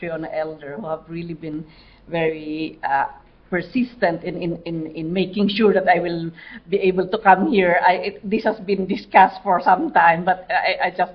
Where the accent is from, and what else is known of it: Mountain Province, Cordillera Administrative Region, Philippines